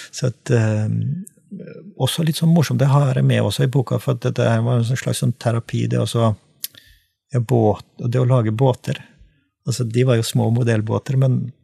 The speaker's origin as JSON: {"language": "Norwegian", "region": "Trøndelag", "country": "Norway", "moved": "yes", "lives_now": "Sørlandet, Norway", "said": "som trønder, eh, eksiltrønder, da, siden jeg bor på Sørlandet"}